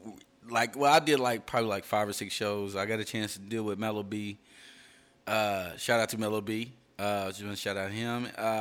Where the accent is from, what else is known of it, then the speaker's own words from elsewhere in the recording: Indianapolis, Indiana, United States; moved away as an adult; I'm from Indianapolis, of course, from the Midwest.